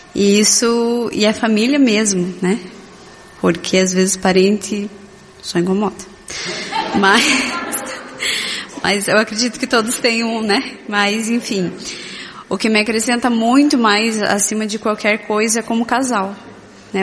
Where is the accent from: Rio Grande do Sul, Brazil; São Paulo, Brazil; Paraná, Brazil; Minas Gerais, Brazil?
Paraná, Brazil; Curitiba; moved away; Eu sou de Curitiba, meu esposo é de Minas, então a gente tem a família longe